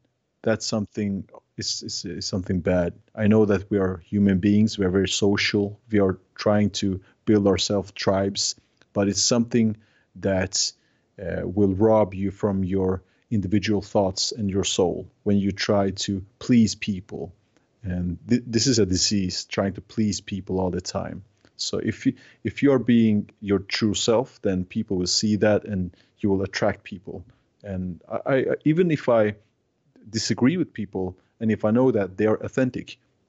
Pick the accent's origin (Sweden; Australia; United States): Sweden; now in -; Like, I'm from Scandinavia, and we are very individualistic, and we are afraid of people, more or less. Not in Norway, but Swedes, we are very, we like our own apartments.